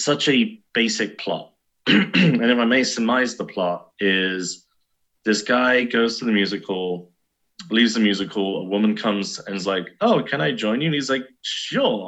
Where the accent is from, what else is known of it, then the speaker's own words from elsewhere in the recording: United Kingdom; for me as a British person